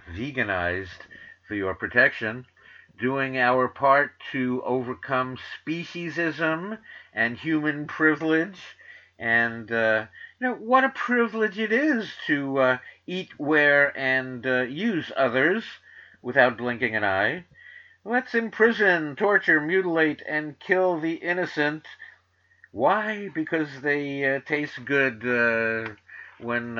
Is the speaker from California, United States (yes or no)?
no; New York City, New York, United States; accent: New York; I'm from the Bronx. I'm from Manhattan. I went to Stuyvesant High School. I went to Queens College